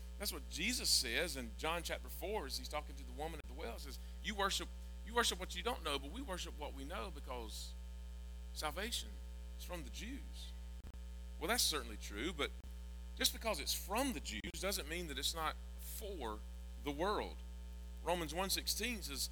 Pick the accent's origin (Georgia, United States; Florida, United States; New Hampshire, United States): Georgia, United States; I'm from Georgia and I eat grits